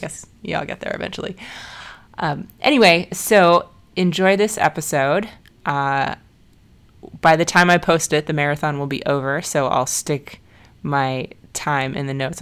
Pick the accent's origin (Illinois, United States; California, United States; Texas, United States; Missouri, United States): Illinois, United States; Chicago; my hometown race of Chicago